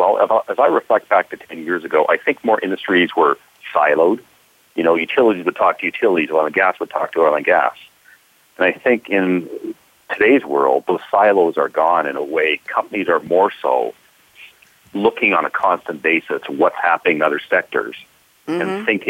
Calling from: Montreal, Quebec, Canada; Well, I live in Calgary, but I'm actually at an event in Montreal, Canada

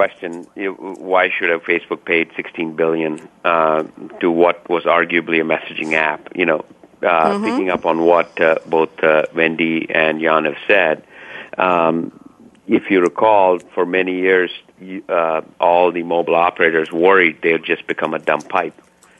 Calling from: Seattle, Washington, United States; I'm calling from Seattle, Washington

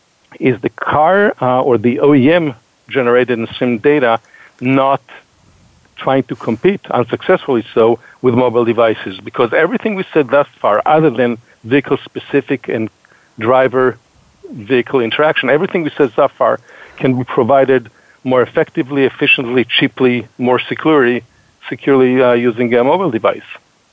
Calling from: Boston, Massachusetts, United States; Yeah, so I'm calling, like Heather, from a different part of greater Boston.

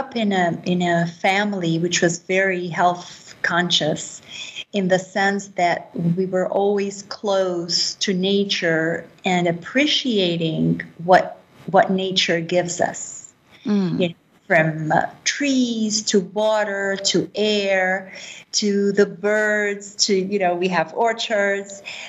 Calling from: Jerusalem, Jerusalem District, Israel; I am currently in Jerusalem. The holy city.

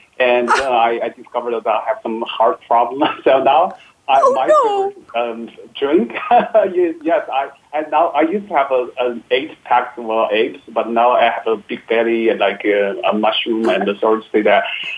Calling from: Beijing, China; English is a second language; I'm calling from Beijing, but hopefully next summer we come calling from Paris. So I'm in the middle of a vacation.

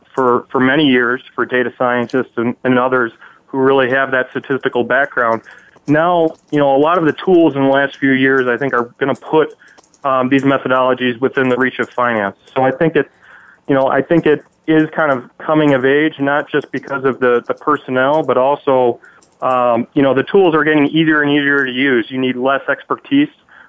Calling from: Chicago, Illinois, United States; Calling from Chicago, Illinois.

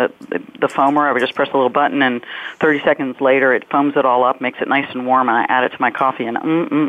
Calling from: Washington, District of Columbia, United States; So I am in beautiful downtown Washington, D.C. Our offices are 1300 Pennsylvania Avenue, so just 2 blocks from the White House.

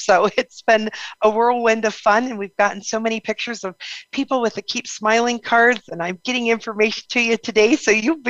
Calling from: Salt Lake City, Utah, United States; I'm calling in from Salt Lake City, Utah

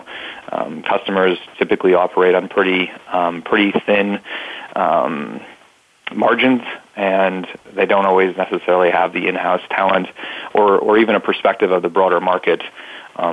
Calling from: Columbia, South Carolina, United States; I'm calling in from Columbia, South Carolina.

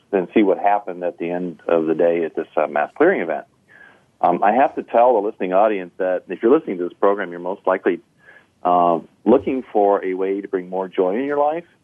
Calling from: Crown Point, Indiana, United States; We're calling you from Northwest Indiana, just outside the Chicagoland area, in a town called Crown Point.

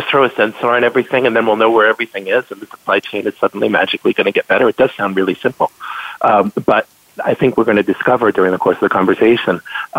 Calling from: New Jersey, United States; So I'm joining you today from New Jersey.

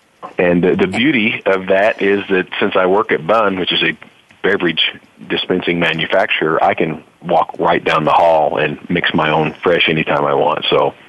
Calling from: Springfield, Illinois, United States; I'm calling from beautiful Springfield, Illinois.

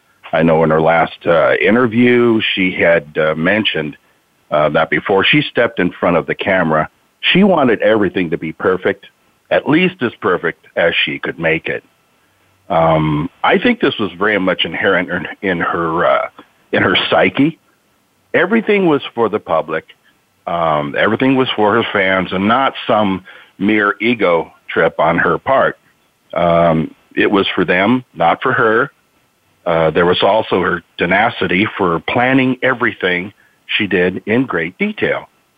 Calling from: Marysville, Washington, United States; Marysville, Washington.

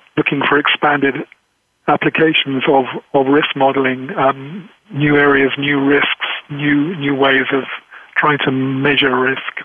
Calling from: England, United Kingdom; I'm calling from England

